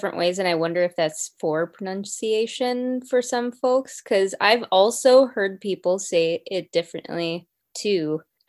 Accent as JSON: {"language": "English", "region": "North Dakota", "country": "United States", "tie": "born or raised there", "moved": "yes", "lives_now": "Minneapolis, United States", "said": "owner of Mary Ellen's Bistro here in Minneapolis, and I grew up in North Dakota."}